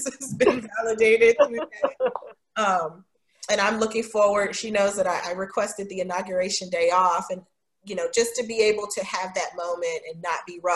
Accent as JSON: {"language": "English", "country": "United States", "said": "I love being American. I love being, you know, from here"}